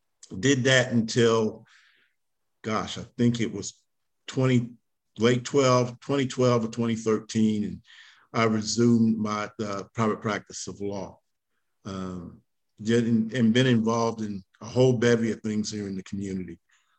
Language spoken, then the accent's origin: English; Columbia County, Georgia, United States; also born or lived in New York; I grew up in Columbia County, graduated from Evans High School in the 80s.